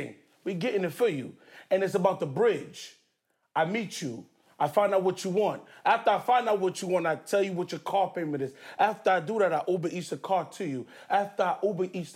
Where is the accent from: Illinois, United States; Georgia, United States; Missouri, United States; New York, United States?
New York, United States; New York City; also born or lived in Nigeria; I'm from Queens, the north side of Queens, Canberra Heights. A Nigerian household